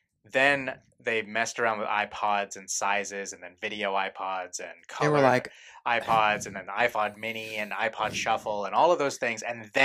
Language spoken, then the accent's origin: English; Puyallup, Washington, United States; In Puyallup.